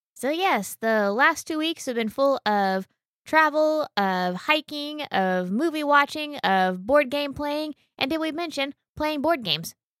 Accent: United States; we're American

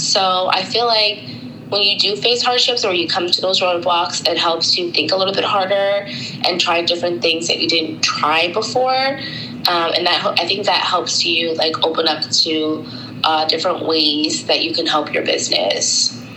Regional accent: Tampa, Florida, United States; moved away as an adult; also born or lived in Brooklyn, New York / Long Island, New York / Washington, D.C.; I was born at Brooklyn Hospital and then I was raised in Long Island until I was about 10. And then my family moved to Tampa, Florida um, for the rest of my uh, older years um, until I graduated high school.

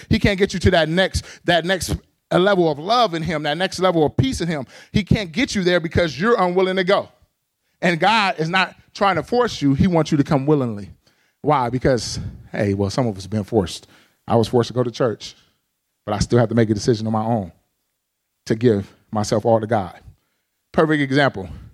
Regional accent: Pasadena, California, United States; moved away as an adult; now in Arizona, United States; I grew up in the urban context. I'm from Pasadena, California

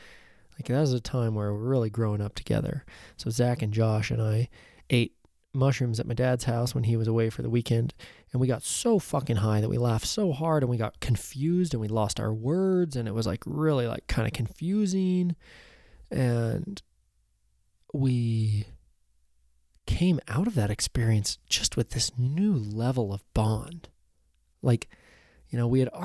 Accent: Oregon, United States; I was lucky enough to just grow up here

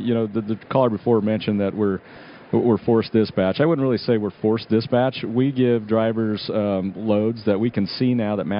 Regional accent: Nebraska, United States; You know, our feeling is we're from Nebraska. It's a long state

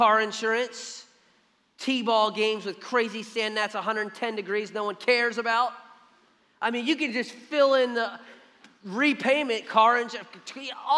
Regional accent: Philadelphia, Pennsylvania, United States; now in Savannah, United States; we grew up in Philly

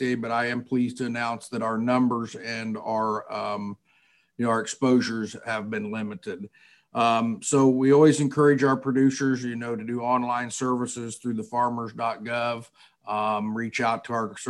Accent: Sullivan County, Missouri, United States; I'm originally from Sullivan County, Missouri. Grew up there on a traditional corn and soybean farm and a cattle operation.

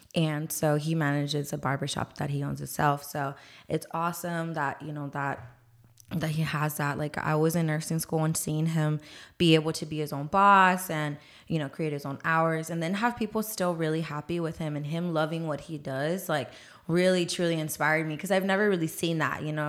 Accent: San Antonio, Texas, United States; I'm actually born here and raised here in San Antonio, Texas. I've been here my whole life

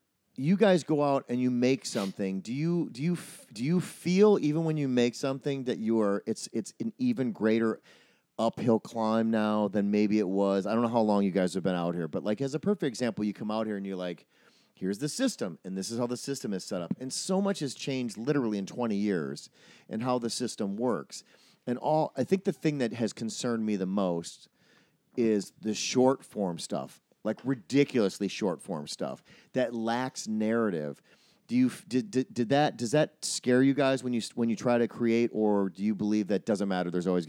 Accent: Wisconsin, United States

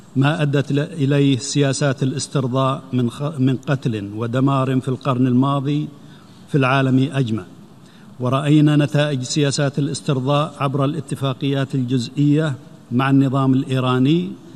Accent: Saudi Arabia; بلادي المملكة العربية السعودية

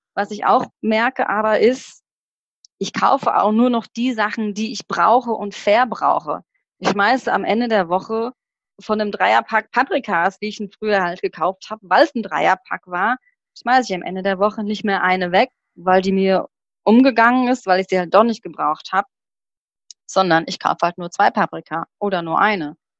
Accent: Rodgau, Hesse, Germany; ich komme aus dem Rottgau, ich weiß nicht, ob die Leute das kennen, das ist hm, das ist südlich von Offenbach

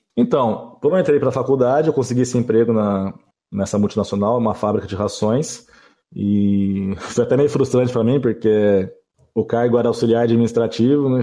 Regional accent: Campinas, São Paulo, Brazil; now in Jaguariúna, Brazil; eu cresci e vivi a vida inteira em Campinas

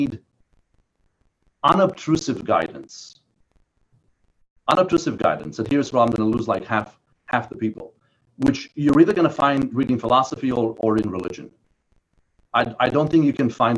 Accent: Romania; moved away; I was born in Romania under Ceausescu, under communism

